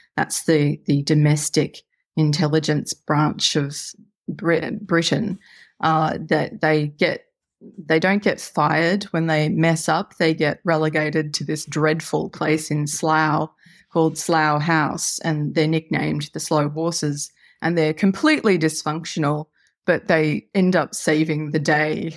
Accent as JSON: {"language": "English", "country": "Australia", "said": "as you may tell from my accent, I live in Australia"}